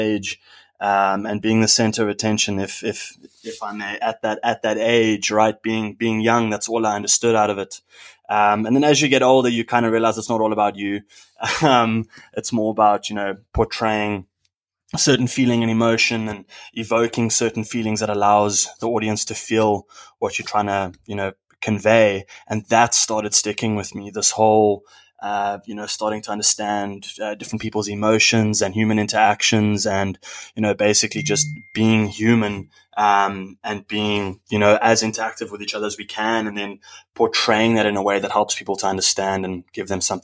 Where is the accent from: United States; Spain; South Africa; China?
South Africa; Born and raised in South Africa, moved around the country quite a lot